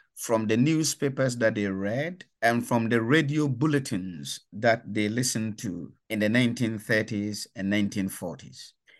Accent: Ghana; moved away as an adult; I come from Ghana. uh, in West Africa, and that was where I was born, raised, and educated

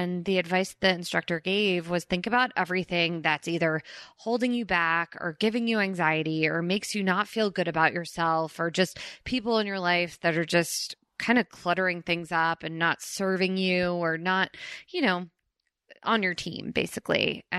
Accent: Princeton Junction, New Jersey, United States; And if you guys don't know this, I grew up in Princeton, Princeton Junction.

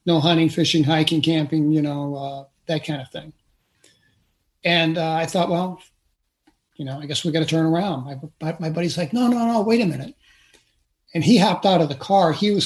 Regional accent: St. Louis, Missouri, United States; I grew up in St. Louis City

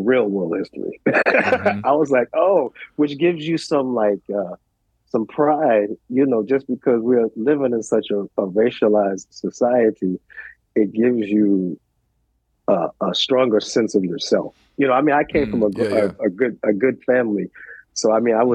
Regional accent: New York City, New York, United States; I grew up in New York. We grew up in the West Village

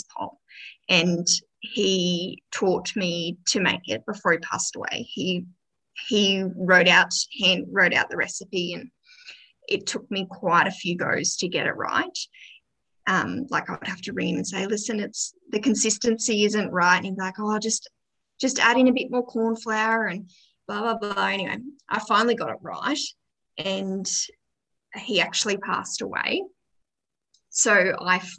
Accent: Gold Coast, Queensland, Australia; born or raised there; moved away as an adult; now in Orange, Australia

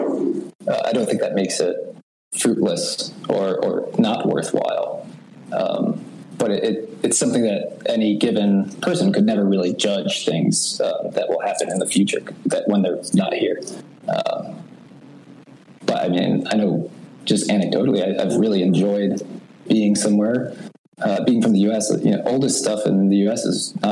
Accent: United States; born in the U.S.

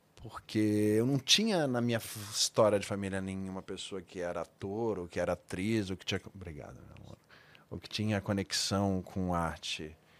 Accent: Rio Grande do Sul, Brazil; moved away; eu fui para minha terra, para o Rio Grande do Sul

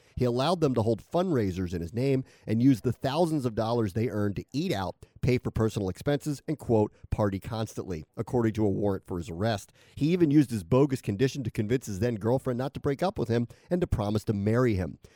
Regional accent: United States; I am so American

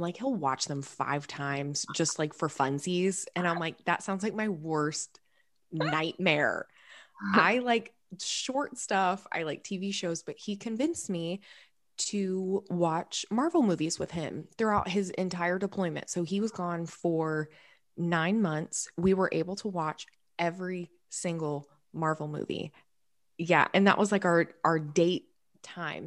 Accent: Jacksonville, Florida, United States; I am born and raised in Jacksonville, Florida, in an incredibly Southern family

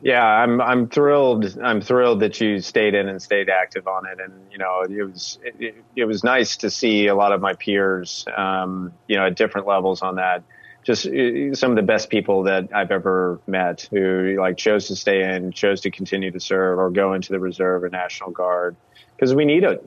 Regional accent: the Ozarks, United States; moved away; also born or lived in San Francisco / Washington, District of Columbia, United States; my hometown in the Ozarks

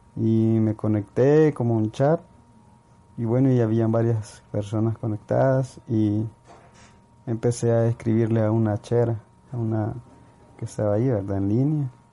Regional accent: El Salvador; soy de El Salvador

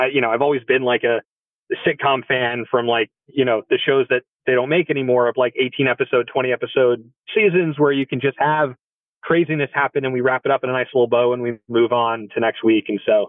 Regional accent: central New Jersey, United States; I'm from New Jersey originally, and I'm from the part of New Jersey, like right in the middle where like Giants and Eagles fans can live in harmony with each other.

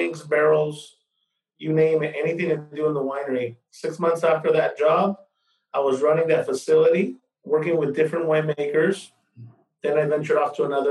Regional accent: Woodland, California, United States; I was born here in Woodland, California. My parents were migrated here from Guadalajara, Jalisco. My parents also worked in the fields. I mean, we grew up in a little trailer

